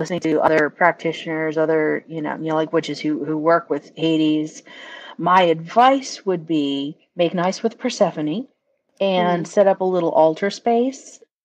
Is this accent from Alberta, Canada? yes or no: no; Prince Edward Island, Canada; I flew all the way from Prince Edward Island, Canada